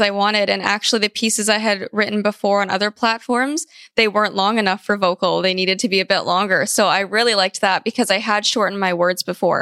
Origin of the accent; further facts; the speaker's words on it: Vancouver, British Columbia, Canada; also born or lived in California; I was born in California, actually, but I moved to Vancouver, Canada when I was very young. I was about 4, and I've lived here ever since then.